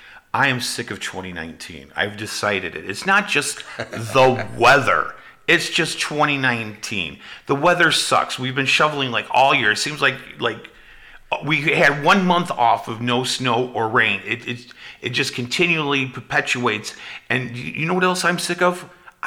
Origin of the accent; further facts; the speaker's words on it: United States; I am not a Republican. I am not a Democrat. I am an American.